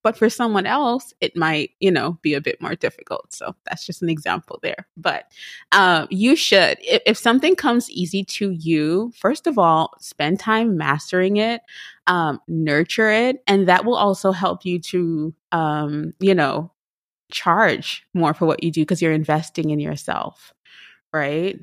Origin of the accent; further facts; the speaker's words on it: Trinidad & Tobago; moved away; I am from Trinidad and Tobago.